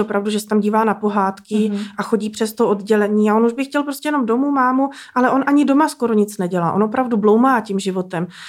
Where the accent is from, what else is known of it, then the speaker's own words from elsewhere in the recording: Benecko, Liberec Region, Czechia; my jsme z Benecka, Aha. v horách, v Krkonoších